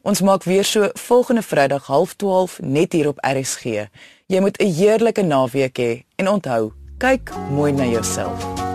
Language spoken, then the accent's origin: Afrikaans; South Africa; ons baie keer as Suid-Afrikaners